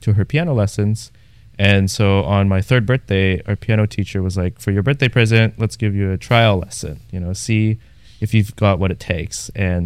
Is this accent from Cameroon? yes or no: no; Toronto, Ontario, Canada; moved away as an adult; also born or lived in New Haven / Houston; I come from Toronto.